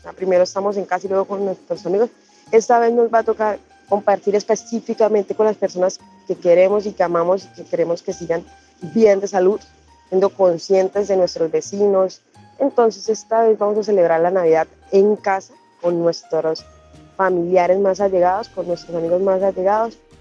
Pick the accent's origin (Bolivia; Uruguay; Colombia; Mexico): Colombia; Tibú, Norte de Santander; Soy del municipio de Tibú, norte de Santander